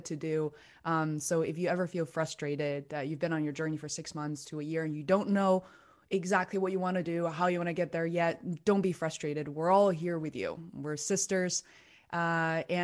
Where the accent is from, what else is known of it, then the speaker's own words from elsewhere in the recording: Beijing, China; English is a second language; moved away as an adult; now in United States; I was raised in Beijing, China. I came here when I was 17